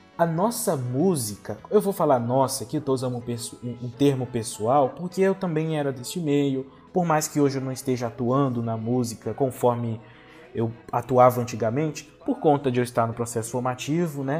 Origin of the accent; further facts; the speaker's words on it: Linhares, Espírito Santo, Brazil; Eu venho lá da cidade de Linhares, da paróquia Santa Rita e da comunidade Nossa Senhora